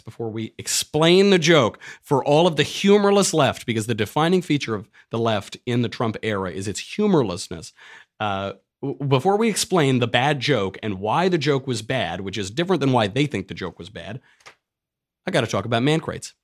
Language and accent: English; New York, United States; moved away; I'm from New York